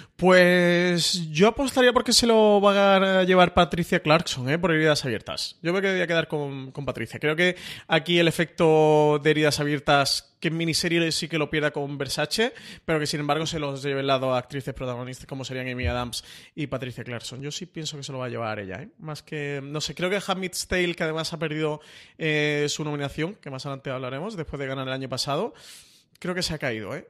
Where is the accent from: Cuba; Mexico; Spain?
Spain; Málaga, Andalusia; soy malagueño